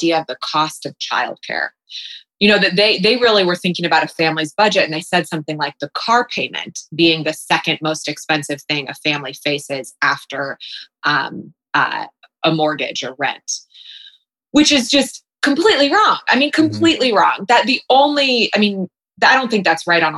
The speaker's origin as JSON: {"language": "English", "town": "Columbus", "region": "Ohio", "country": "United States", "tie": "born or raised there", "also_born_or_lived": "New York City", "lives_now": "Columbus, United States", "said": "I was born in Columbus. I was born in Berwick. My parents divorced when I was young."}